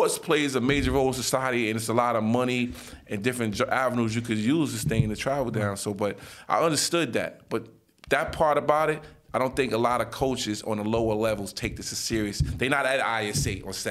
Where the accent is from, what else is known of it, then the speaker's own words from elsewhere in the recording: New York City, New York, United States; I'm from Nostrand and Halsey. I went to 258.